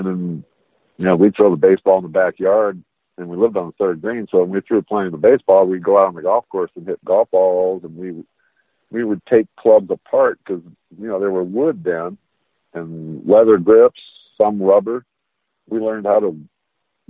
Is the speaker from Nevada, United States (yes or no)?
yes; Las Vegas, Nevada, United States; growing up in Vegas